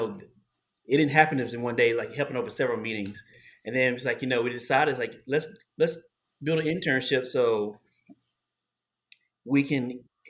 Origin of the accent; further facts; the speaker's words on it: Columbia, South Carolina, United States; now in New York City, United States; It's a small subdivision I grew up in Columbia, South Carolina